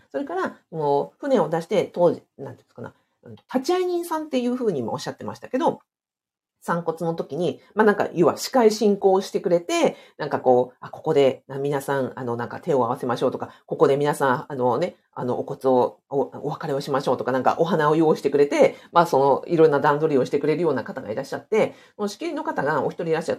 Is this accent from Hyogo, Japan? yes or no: no; Hokkaido, Japan; これ私の地元で北海道値段なので